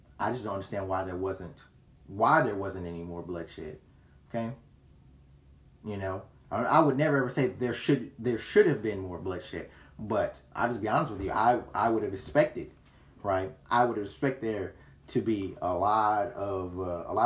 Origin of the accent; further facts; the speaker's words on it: United States; I'm an American